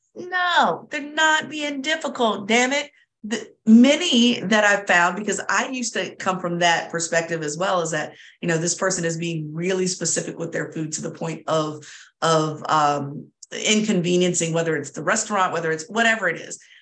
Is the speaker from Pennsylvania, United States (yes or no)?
no; Southern Virginia, United States; I'm from Southern Virginia.